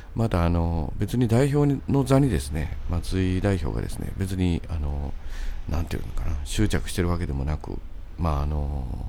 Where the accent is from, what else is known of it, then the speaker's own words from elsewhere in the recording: Sakai, Osaka, Japan; 僕の地元のあの三原台